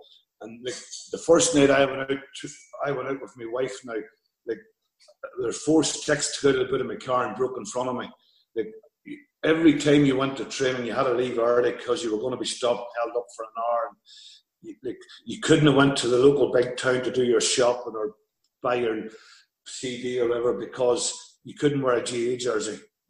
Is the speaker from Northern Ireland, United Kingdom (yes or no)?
yes; the Glens, Northern Ireland, United Kingdom